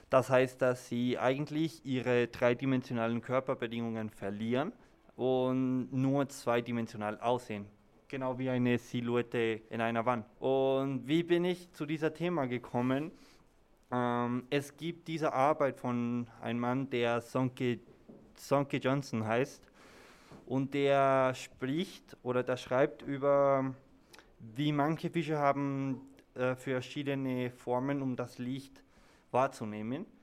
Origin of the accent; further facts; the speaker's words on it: Germany; now in Mexico; ja, ich bin Deutscher. Aber du heißt …. Ja, meine Mutter ist aus Brasilien und von da ist mein Name.